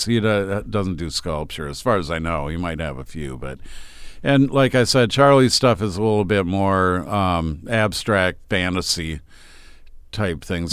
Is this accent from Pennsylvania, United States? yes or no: no; Austin, Minnesota, United States; I'm from Austin.